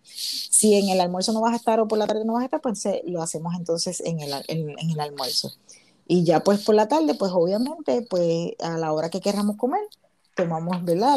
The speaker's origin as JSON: {"language": "Spanish", "country": "Puerto Rico", "moved": "as an adult", "lives_now": "United States"}